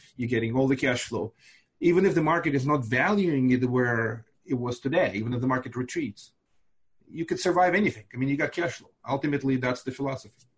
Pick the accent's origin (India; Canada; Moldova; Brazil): Moldova; first language Russian; English is a second language; also born or lived in Binghamton, New York; now in Brooklyn, United States; I live in Brooklyn, New York. Uh, I'm originally from Moldova